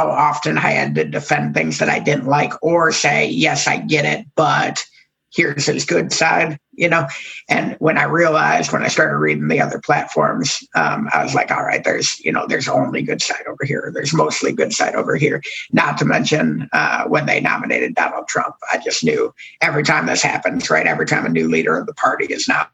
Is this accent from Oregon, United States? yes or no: no; Ann Arbor, Michigan, United States; now in Oklahoma, United States; I grew up in Ann Arbor, which is a very, very blue city inside of Michigan.